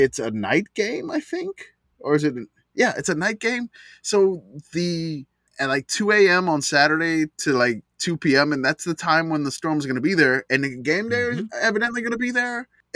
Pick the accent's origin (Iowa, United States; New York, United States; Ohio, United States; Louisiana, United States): Louisiana, United States; I'm from Louisiana